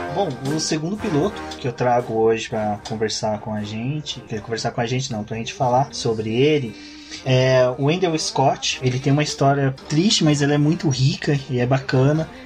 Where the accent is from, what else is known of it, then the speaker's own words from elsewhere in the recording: Minas Gerais, Brazil; now in São Paulo, Brazil; eu sou de uma região que não sofre tanto preconceito, que é Minas Gerais